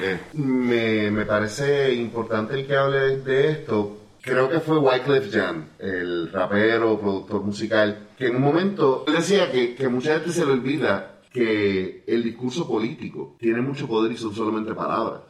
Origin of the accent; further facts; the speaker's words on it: Puerto Rico; uno como puertorriqueño